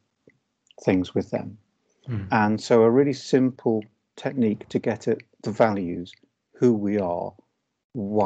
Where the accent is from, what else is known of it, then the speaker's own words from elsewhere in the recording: Liverpool, North West England, United Kingdom; I am from Liverpool. And I was, along with my brother, I was first in family to go to university.